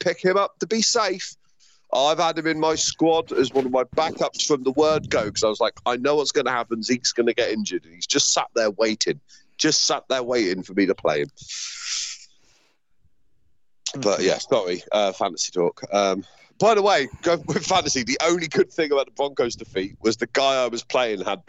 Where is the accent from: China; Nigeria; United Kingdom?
United Kingdom; Me and Bill being British and being used to supporting British sports teams